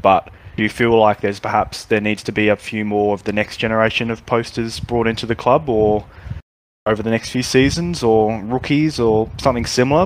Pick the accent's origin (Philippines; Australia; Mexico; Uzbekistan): Australia; growing up in Australia